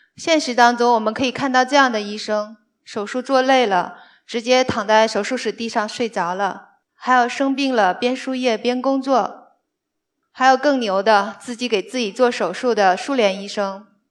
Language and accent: Chinese; northern China, China; moved away as an adult; now in Shanghai, China; 我是个北方人